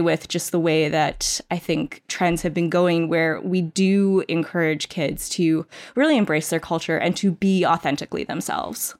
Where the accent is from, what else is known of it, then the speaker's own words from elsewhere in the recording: suburb of New York City, United States; I grew up in, in a suburb of New York City